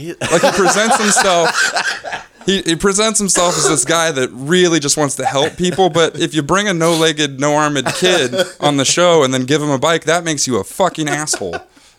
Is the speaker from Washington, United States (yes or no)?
yes; Aberdeen, Washington, United States; From Seattle. I mean, I'm from the Seattle area.